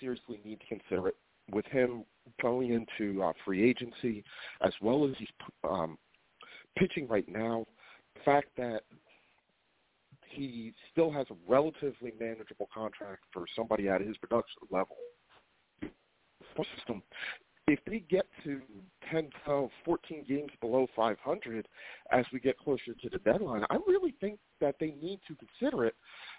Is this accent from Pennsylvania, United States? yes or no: yes; Philadelphia, Pennsylvania, United States